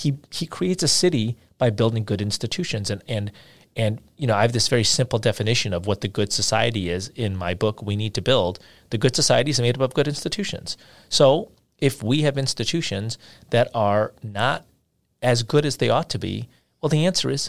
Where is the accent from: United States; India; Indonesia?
India; you know, I'm from India and I've spent months there over the course of my life